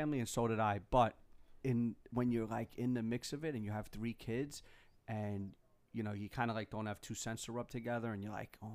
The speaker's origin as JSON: {"language": "English", "town": "New York City", "region": "New York", "country": "United States", "tie": "born or raised there", "said": "I went to that school my whole life. So I'm from Flushing originally. Queens"}